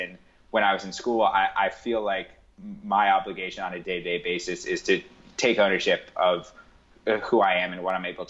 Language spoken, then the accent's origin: English; New York City, New York, United States; I grew up on the Upper East Side of New York in a pretty sort of affluent environment